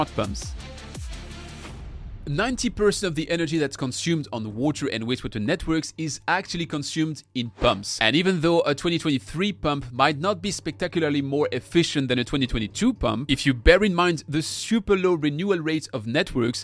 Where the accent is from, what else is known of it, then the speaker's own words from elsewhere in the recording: Colmar, Grand Est, France; my hometown, Colmar